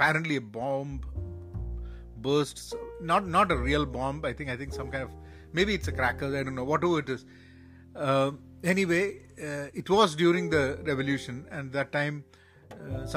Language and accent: English; Kerala, India; also born or lived in Iran; sitting back in Kerala, my hometown